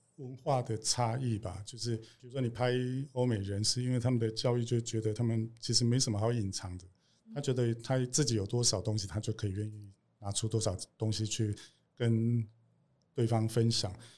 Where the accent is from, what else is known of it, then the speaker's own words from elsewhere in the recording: Kaohsiung, Taiwan; 我是高雄人